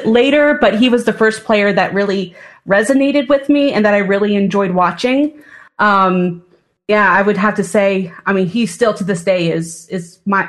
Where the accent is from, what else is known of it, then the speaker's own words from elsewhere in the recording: Coshocton, Ohio, United States; I grew up in Eastern Ohio, so we didn't have a hockey team back in the mid 90s.